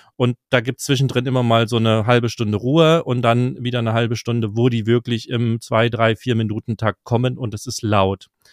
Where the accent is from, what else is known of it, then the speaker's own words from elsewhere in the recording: East Germany, Germany; für mich als Ostdeutscher äh, ganz spannend, weil ich noch ein bisschen Russisch spreche